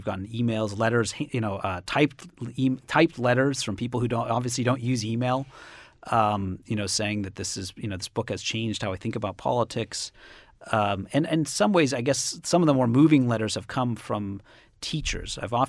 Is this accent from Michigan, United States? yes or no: no; Cambridge, Massachusetts, United States; I come from Cambridge, Massachusetts, and it's a, you know, solidly blue state.